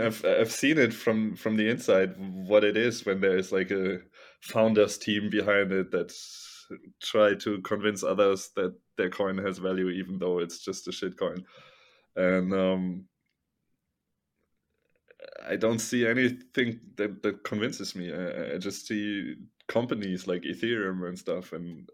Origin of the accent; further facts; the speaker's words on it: Germany; I'm from Germany